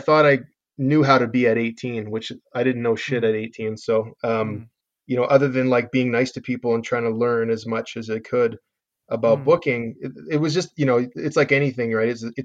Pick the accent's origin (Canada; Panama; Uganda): Canada; Calgary, Alberta; we're from Calgary. I mean, Calgary's got 1.3 million people